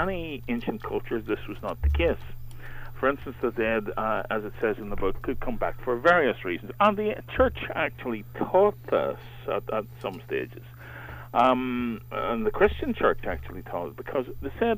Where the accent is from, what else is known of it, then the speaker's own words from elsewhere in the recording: Mourne Mountains, County Down, Northern Ireland, United Kingdom; I was brought up in the Mourne Mountains in County Down here